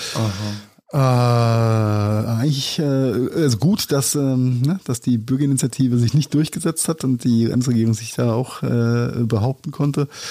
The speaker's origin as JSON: {"language": "German", "area": "Rhenish Hesse", "region": "Rhineland-Palatinate", "country": "Germany", "said": "als Rheinhesse sagen mit angeborener SCH und CH-Schwäche"}